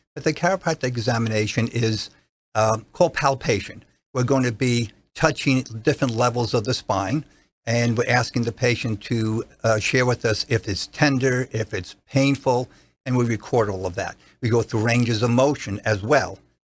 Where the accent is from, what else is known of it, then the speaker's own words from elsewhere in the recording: New Jersey, United States; accent: regional accent (New Jersey); moved away as an adult; now in Clearwater, United States; prior to that was in New Jersey practicing, as you can hear by my my regional accent